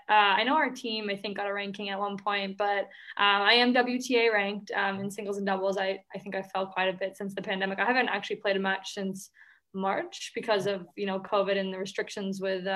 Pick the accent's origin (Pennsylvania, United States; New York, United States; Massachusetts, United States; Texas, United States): Massachusetts, United States; Boston; So I'm actually from Boston